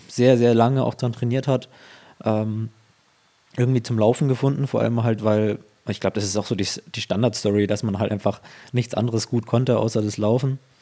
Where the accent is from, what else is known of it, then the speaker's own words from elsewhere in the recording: Ansbach area, Bavaria, Germany; weil ich auch gar nicht aus Erlangen stamme. Also ich komme aus der Ansbacher Gegend